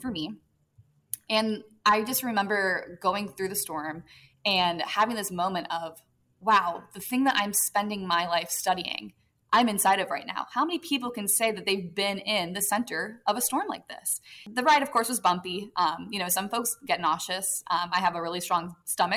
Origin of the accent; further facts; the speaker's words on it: Florida, United States; I grew up in Florida, so hurricanes were prevalent